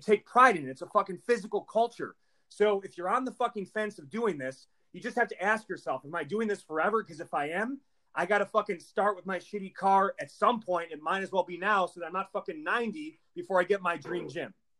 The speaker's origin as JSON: {"language": "English", "town": "Milwaukee", "region": "Wisconsin", "country": "United States", "said": "I'm from Milwaukee, Wisconsin"}